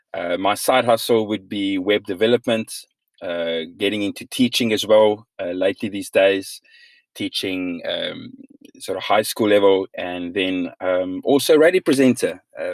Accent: South Africa; we're going to be sharing a whole bunch of stuff on living in South Africa, being a South African, and what that all means

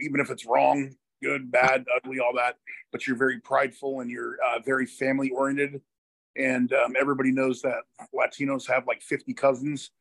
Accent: Hillsboro, Oregon, United States; also born or lived in Portland, Oregon / Beaverton, Oregon; I was born and raised in Portland, Oregon, in 1980, and lived in the grew up in the suburbs, in a city called Hillsboro, Beaverton, Hillsboro area

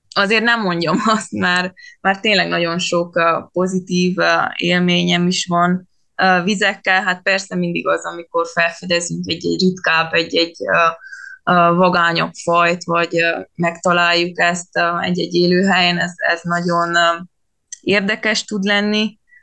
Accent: Vargyas Gorge, Transylvania, Covasna County, Romania; az a Vargyas szoros lenne, és ott a Vargyas patak, tehát tényleg én nagyjából ott nőttem fel

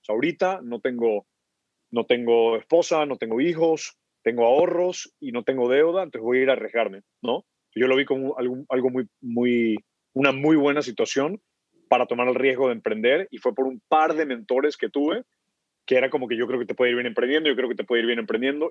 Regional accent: Guayaquil, Guayas, Ecuador; moved away as an adult; also born or lived in Kenya / United States; me, crié en Guayaquil toda la vida

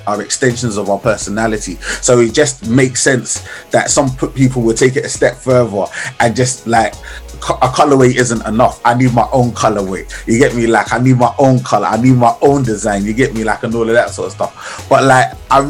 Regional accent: London, United Kingdom; we're both from Southeast London

